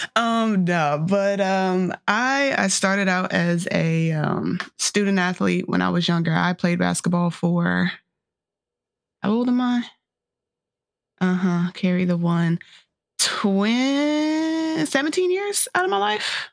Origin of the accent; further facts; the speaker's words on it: North Carolina, United States; born and raised in North Carolina